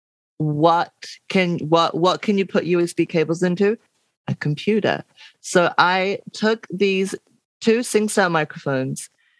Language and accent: English; Blenheim, Marlborough, New Zealand; now in Wellington, New Zealand; I'm from Blenheim